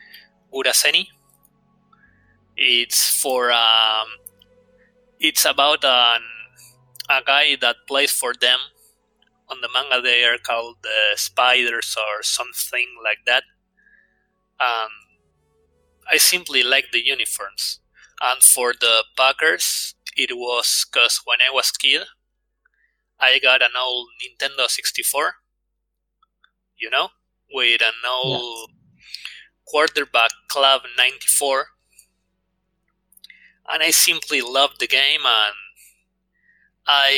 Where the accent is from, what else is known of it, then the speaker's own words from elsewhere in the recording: Buenos Aires, Argentina; my hometown in Buenos Aires.